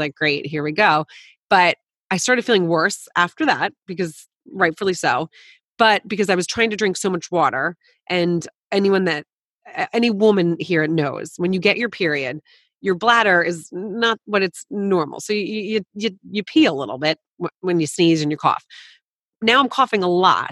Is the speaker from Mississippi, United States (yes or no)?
no; New Jersey, United States; I grew up in New Jersey